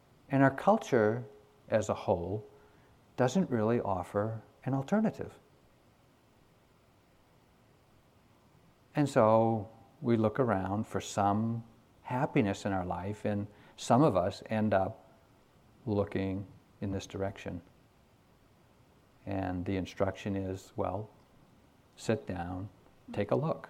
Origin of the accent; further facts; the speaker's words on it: New England, United States; I grew up here in New England during the 50s.